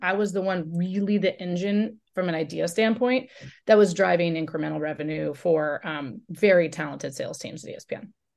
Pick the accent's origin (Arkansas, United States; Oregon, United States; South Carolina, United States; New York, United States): Oregon, United States; I grew up in Oregon